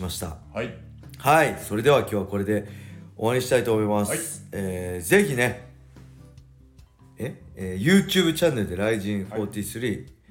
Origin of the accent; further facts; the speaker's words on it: Edosaki, Ibaraki, Japan; 地元の江戸崎体育館